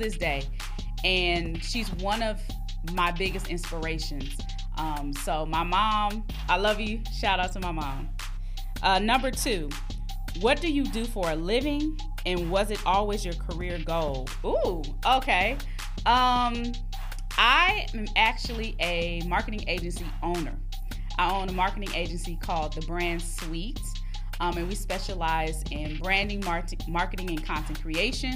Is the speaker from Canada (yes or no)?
no; Long Beach, California, United States; I am from Long Beach, California, the east side to be exact